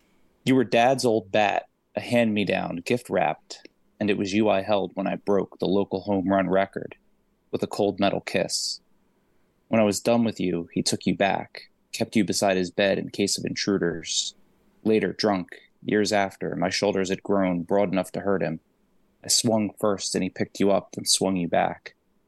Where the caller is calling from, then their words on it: New Jersey, United States; New Jersey.